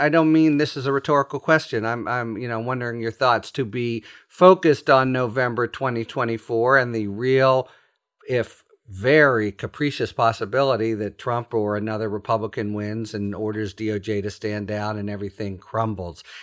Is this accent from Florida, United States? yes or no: no; Pittsburgh, Pennsylvania, United States; I'm from Pittsburgh